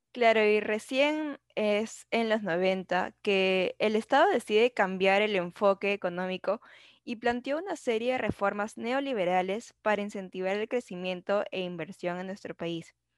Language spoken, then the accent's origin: Spanish; Peru; nuestra identidad como peruanos